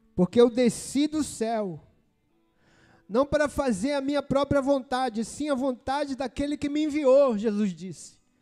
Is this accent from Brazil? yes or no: yes; Brazil; Sou cidadão brasileiro. Eu nasci no Brasil.